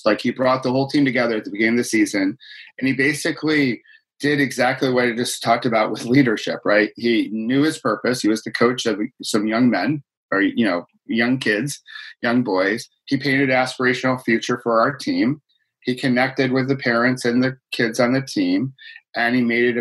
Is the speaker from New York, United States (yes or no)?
yes; Rochester, New York, United States; I grew up in Rochester, New York